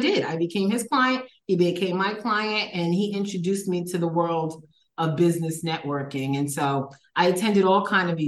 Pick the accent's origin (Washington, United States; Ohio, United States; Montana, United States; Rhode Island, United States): Rhode Island, United States; Providence; moved away as an adult; also born or lived in Philadelphia, Pennsylvania; now in Playa del Carmen, Mexico; I was born in Philadelphia, Pennsylvania. When I was three, my parents moved us to Providence, Rhode Island, my brother and I spent the majority of my life in Providence, Rhode Island.